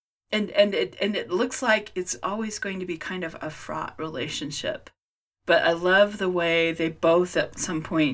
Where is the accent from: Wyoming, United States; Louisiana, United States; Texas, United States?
Wyoming, United States; Jackson; I was born in Jackson Hole, Wyoming